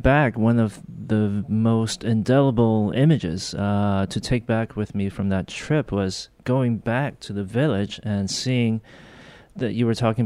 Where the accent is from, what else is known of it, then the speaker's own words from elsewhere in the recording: Hong Kong; moved away; also born or lived in Korea; We actually went to Hong Kong when I was 3 or 4 years old. Okay. My mother's actually Chinese. So we grew up in Hong Kong